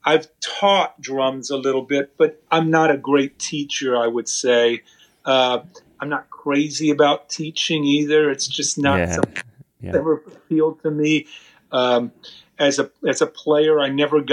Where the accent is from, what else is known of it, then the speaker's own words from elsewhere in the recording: San Antonio, Texas, United States; I grew up in South Texas, in San Antonio